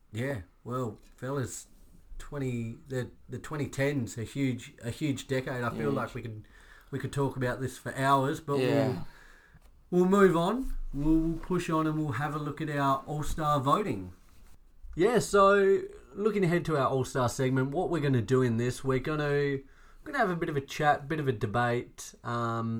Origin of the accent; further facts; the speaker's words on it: Australia; as an Aussie